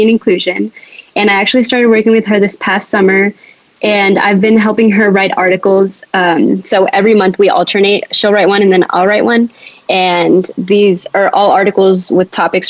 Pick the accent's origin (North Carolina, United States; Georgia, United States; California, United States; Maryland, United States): Georgia, United States; I grew up in Georgia